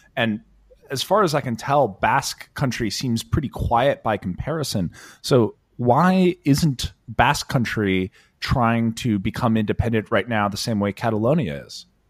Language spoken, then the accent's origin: English; United States; as an American